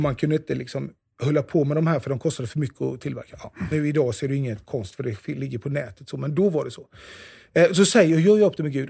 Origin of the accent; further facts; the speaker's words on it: Jönköping, Jönköping County, Sweden; den kyrkan som jag är uppvuxen i, i Immanuelskyrkan i Jönköping